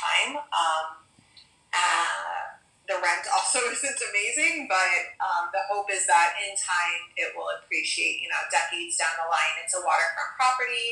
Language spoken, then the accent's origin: English; Miami, Florida, United States; I am born and raised in Miami